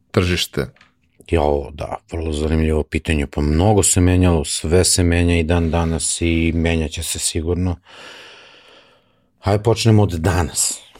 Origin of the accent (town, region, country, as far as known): Serbia